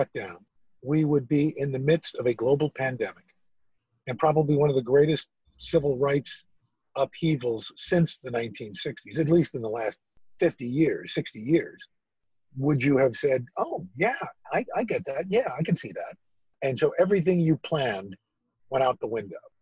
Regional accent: New York City, New York, United States; moved away as an adult; also born or lived in Syracuse; I'm from New York City.

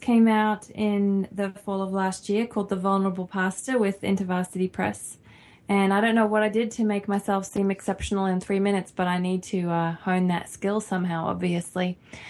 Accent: Australia; moved away; Yes, we're both Australian.

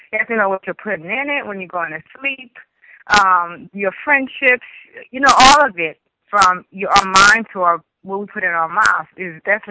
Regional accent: New York, United States; Growing up in New York

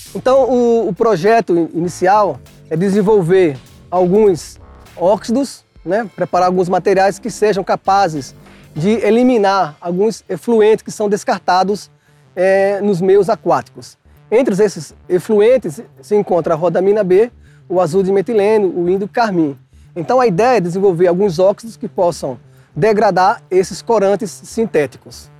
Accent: João Pessoa, Paraíba, Brazil; now in Bauru, Brazil; sou de João Pessoa, da Paraíba, e sou professor da Unesp de Bauru

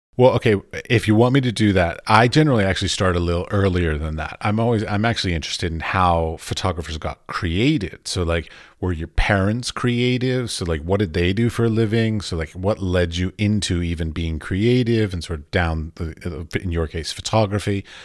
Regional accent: Washington, District of Columbia, United States; moved away as an adult; now in Europe; I grew up in Washington, D C

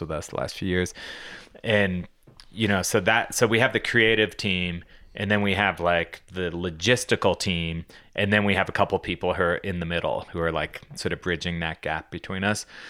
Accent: Boulder, Colorado, United States; we grew up here in Boulder

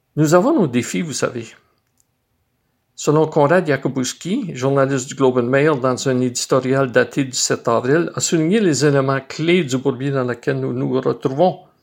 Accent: Sudbury, Ontario, Canada; je suis surtout un fier moulinet qui est né et qui a grandi dans le moulin à fleurs

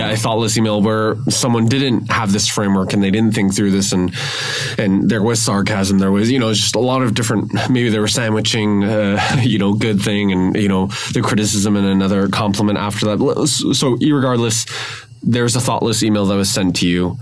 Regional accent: Vancouver, British Columbia, Canada; I grew up in Vancouver, grew up in North, you know, in English speaking area

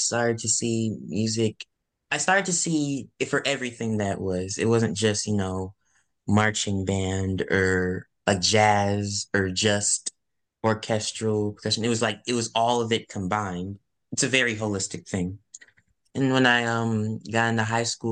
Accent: Canton, Mississippi, United States; now in Burbank, United States; I'm currently based in Burbank, California, but I'm originally from Canton, Mississippi

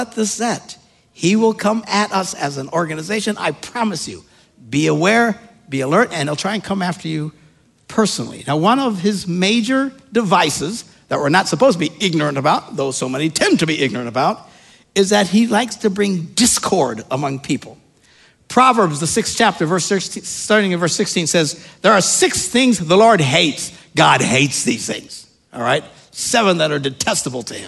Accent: Wisconsin, United States; We're from Wisconsin.

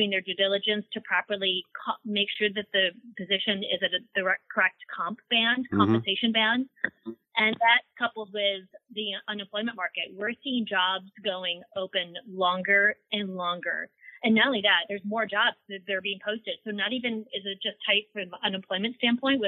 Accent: Wisconsin, United States; moved away as an adult; now in Southern California, United States; I'm from Wisconsin. I'm the cold tundra myself.

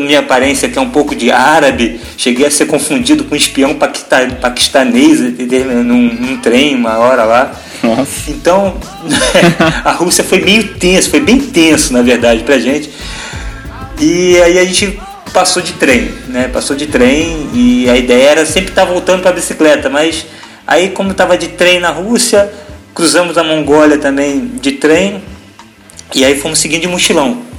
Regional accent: Niterói, Rio de Janeiro, Brazil; moved away as an adult; also born or lived in United States; now in Itapema, Brazil; Natural, nós somos natural do, do estado do Rio, né? Eu de Niterói

